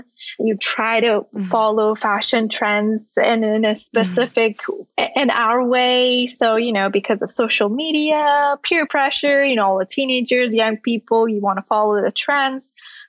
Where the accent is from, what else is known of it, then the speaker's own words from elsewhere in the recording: Iran; now in United States; So growing up, it was never something that I wanted to follow willingly. And it was just something that we followed as a rule, as a law, and as a part of our daily lives without a question as a kid.